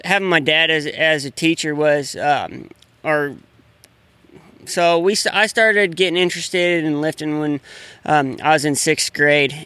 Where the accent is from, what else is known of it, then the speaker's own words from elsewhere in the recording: Grand Coulee, Washington, United States; I grew up in Grand Coulee